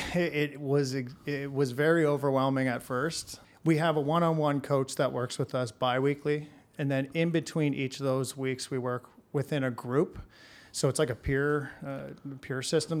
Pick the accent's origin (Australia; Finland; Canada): Canada; Hamilton, Ontario; born and raised in Hamilton.